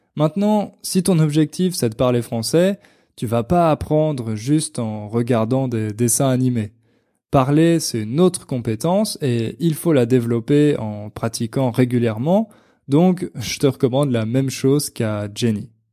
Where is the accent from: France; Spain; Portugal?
Portugal; French is a second language; je viens du Portugal